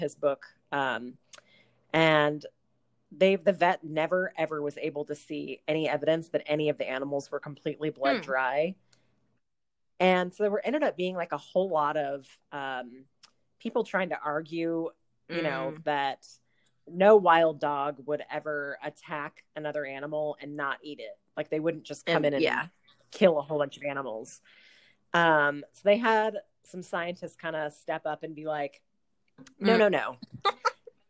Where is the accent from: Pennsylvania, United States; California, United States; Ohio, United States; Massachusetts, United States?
California, United States; Southern; moved away; I grew up in Southern California